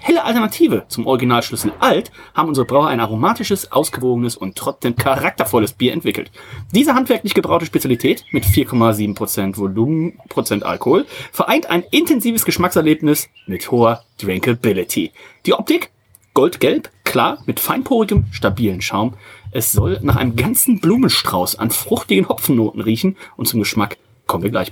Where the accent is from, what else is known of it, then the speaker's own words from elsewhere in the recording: Odenthal, North Rhine-Westphalia, Germany; bei uns in Odenthal